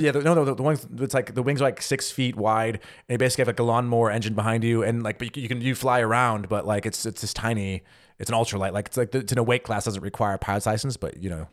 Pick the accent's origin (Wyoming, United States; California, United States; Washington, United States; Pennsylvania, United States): California, United States; moved away as an adult; also born or lived in Missouri; now in Germany; I'm from California